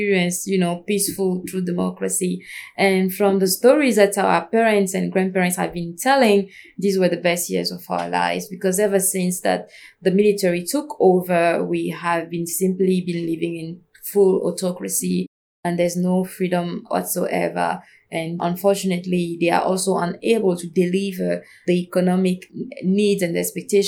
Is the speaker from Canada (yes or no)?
no; Togo; I am from Togo.